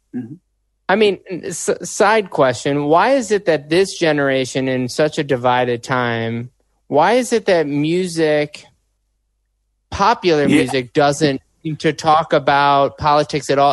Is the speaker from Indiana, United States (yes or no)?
no; Chicago, Illinois, United States; I'm from Chicago